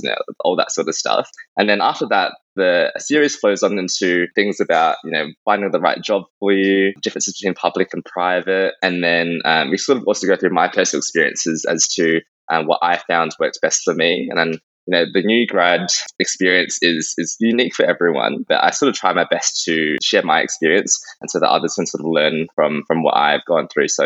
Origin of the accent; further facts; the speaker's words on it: Adelaide, South Australia, Australia; moved away as an adult; also born or lived in Victoria; now in Sunshine Coast, Australia; I'm originally from Adelaide, and now I'm working in Queensland